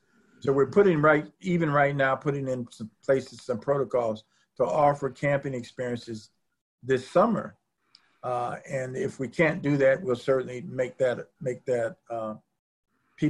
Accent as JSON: {"language": "English", "town": "Chicago", "region": "Illinois", "country": "United States", "said": "I'm originally from Chicago"}